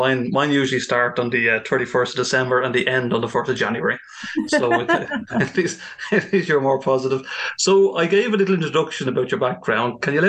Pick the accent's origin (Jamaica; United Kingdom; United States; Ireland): Ireland; As an Irish man